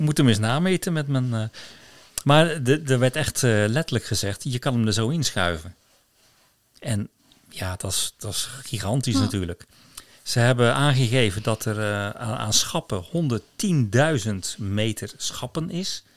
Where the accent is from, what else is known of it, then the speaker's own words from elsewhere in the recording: Rotterdam, South Holland, Netherlands; moved away as an adult; now in Kviteseid, Norway; Als Rotterdammer